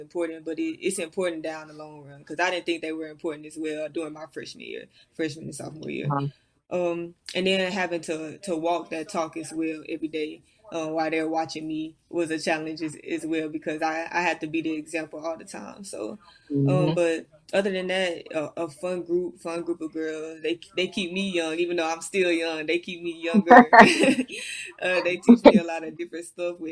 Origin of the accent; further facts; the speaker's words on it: Arkansas, United States; moved away as an adult; I initially went to Arkansas because, like I said, I'm from Arkansas. I wanted to play for my home state